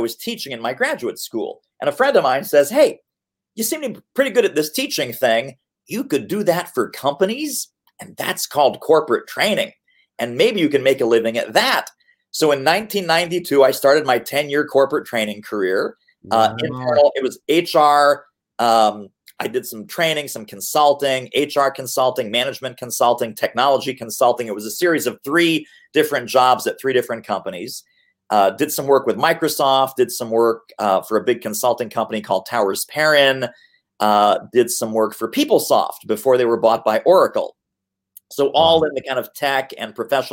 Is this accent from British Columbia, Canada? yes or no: no; Montreal, Quebec, Canada; also born or lived in Brooklyn, New York, United States; now in Philadelphia, United States; I was born in Montreal.